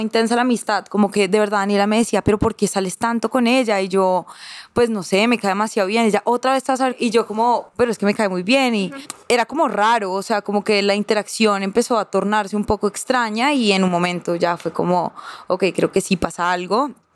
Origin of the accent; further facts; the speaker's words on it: Girardot, Cundinamarca, Colombia; yo crecí en, un condominio en Girardot